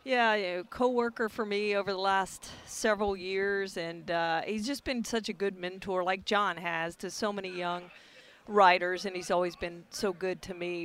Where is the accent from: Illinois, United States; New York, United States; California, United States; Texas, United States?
Texas, United States; Beaumont; I grew up in Beaumont, so I you know grew up right there by Houston